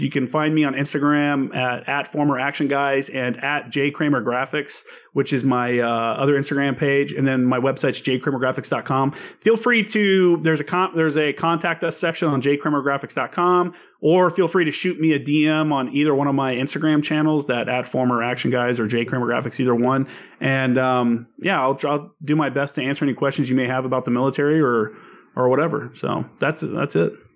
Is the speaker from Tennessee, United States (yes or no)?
yes; Tennessee, United States; also born or lived in Indiana; I'm from Indiana and Tennessee is where I grew up